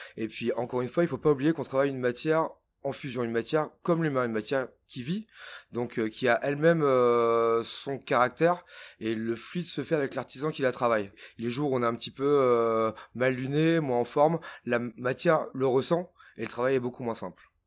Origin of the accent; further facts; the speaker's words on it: Auvergne-Rhône-Alpes, France; moved away as an adult; also born or lived in Lyon; now in Paris, France; Moi, je viens de l'Auvergne. J'ai donc euh, fait ma scolarité euh, là-bas